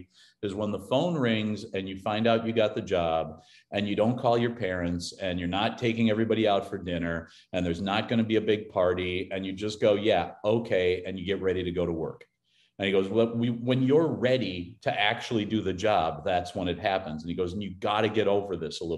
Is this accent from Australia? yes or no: no; Cambridge, Minnesota, United States; now in Toluca Lake, United States; I'm from Cambridge, Minnesota